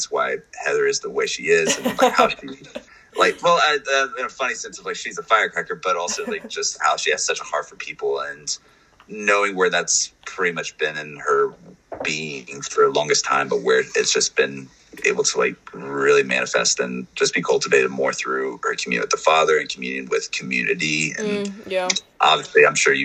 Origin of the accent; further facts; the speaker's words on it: North Carolina, United States; I'm from North Carolina